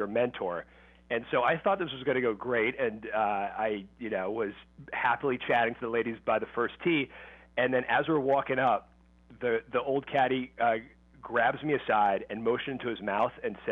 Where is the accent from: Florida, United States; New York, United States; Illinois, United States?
New York, United States; New York City; I grew up in New York City